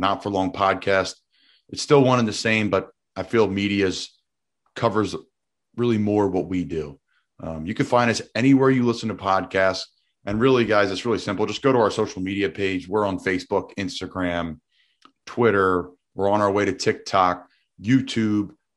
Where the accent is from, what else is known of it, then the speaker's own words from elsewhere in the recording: Doylestown, Pennsylvania, United States; I'm from Doylestown, Bucks County, Pennsylvania